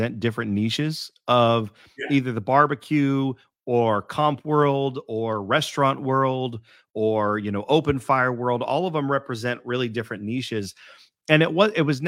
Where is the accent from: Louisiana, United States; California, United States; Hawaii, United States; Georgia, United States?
California, United States; also born or lived in Houston, Texas; I was born and raised in California.